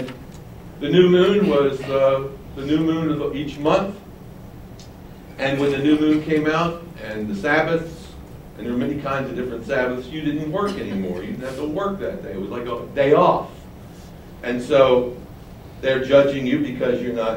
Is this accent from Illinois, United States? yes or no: no; Baltimore, Maryland, United States; I grew up in Baltimore as a child